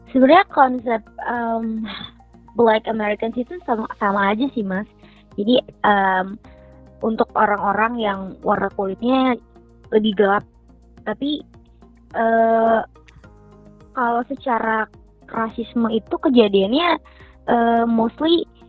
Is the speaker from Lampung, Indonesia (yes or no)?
no; Lombok, West Nusa Tenggara, Indonesia; moved away; also born or lived in Jakarta, Indonesia; aku bilang dari Lombok